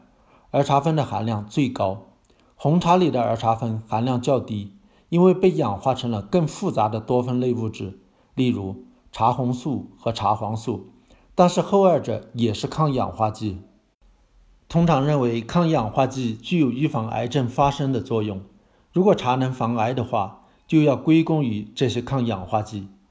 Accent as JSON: {"language": "Chinese", "region": "Fujian", "country": "China", "tie": "born or raised there", "said": "在我老家闽南，茶叶干脆被称为茶米。"}